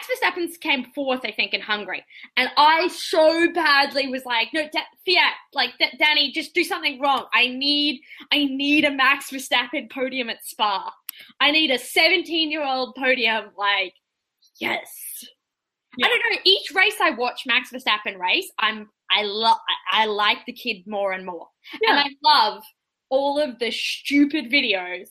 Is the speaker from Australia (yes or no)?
yes; Australia; moved away as an adult; now in Canada; the last 25 years living in Australia